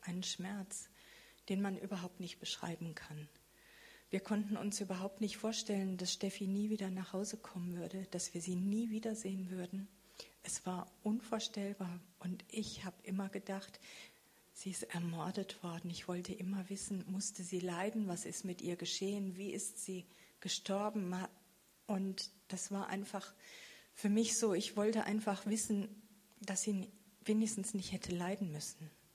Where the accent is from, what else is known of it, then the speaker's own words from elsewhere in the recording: Freiburg, Baden-Württemberg, Germany; also born or lived in Bad Krozingen; in Bad Krotzingen, das ist in der Nähe von Freiburg, wo ich herkomme